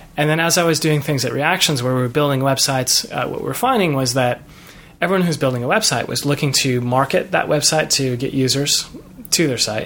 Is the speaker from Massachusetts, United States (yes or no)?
no; Chicago, Illinois, United States; moved away as an adult; also born or lived in Los Angeles; growing up in Chicago